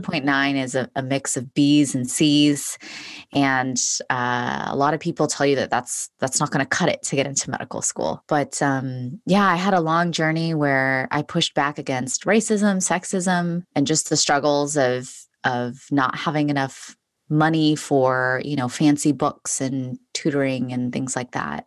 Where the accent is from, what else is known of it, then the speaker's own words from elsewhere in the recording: Los Angeles, California, United States; I was born and raised in Los Angeles, California